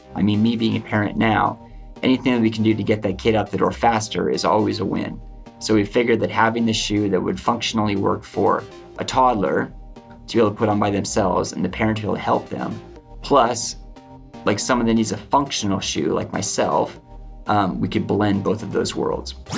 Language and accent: English; outside of Seattle, Washington, United States; I grew up just out of, outside of Seattle, about uh, 30 minutes